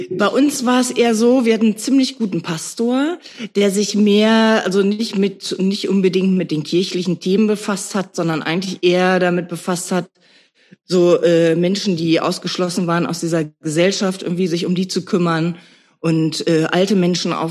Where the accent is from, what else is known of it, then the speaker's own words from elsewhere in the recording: Nörten-Hardenberg, Lower Saxony, Germany; Äh, ich bin in Nörden-Hardenberg aufgewachsen.